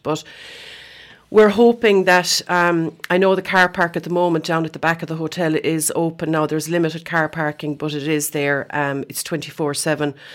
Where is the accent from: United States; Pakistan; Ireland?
Ireland; Scariff, Munster; when I was growing up in Scarif